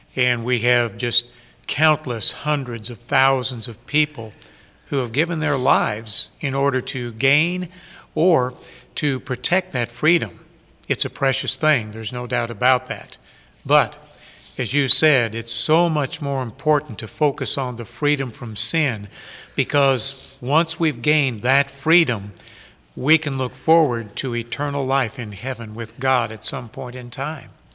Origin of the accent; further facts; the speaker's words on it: United States; as American people